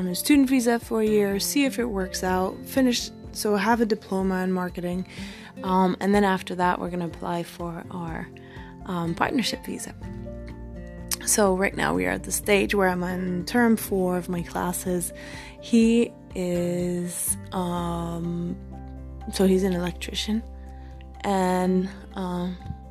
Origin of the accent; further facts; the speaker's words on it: Belgium; moved away as an adult; also born or lived in Australia; I'm from Belgium